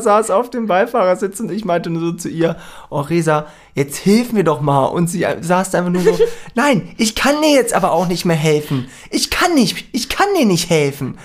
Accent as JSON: {"language": "German", "country": "Germany", "said": "wir kommen aus Deutschland"}